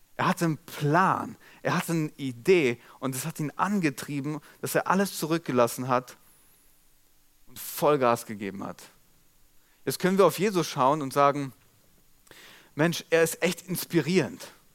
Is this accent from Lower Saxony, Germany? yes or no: yes; Molbergen, Lower Saxony, Germany; accent: Platt; dem Ort, wo ich aufgewachsen bin. Mollbergen